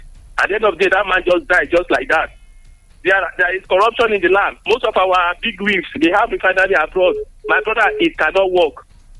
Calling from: Abeokuta, Ogun State, Nigeria; Yes, from Abeokuta.

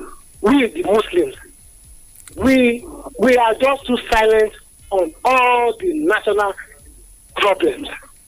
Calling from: Adigbe, Ogun State, Nigeria; I'm calling from Adigbe this morning.

